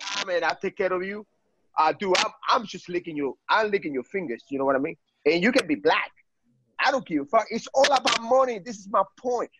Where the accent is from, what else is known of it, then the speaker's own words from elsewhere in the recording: Cuba; now in United States; I came from Cuba